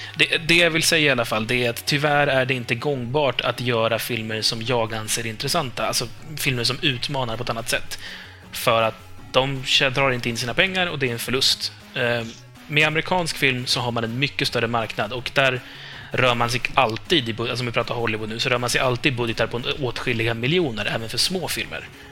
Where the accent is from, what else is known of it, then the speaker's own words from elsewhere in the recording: Norrland, Sweden; jag alltid avslöjar mig själv som typ norrlänning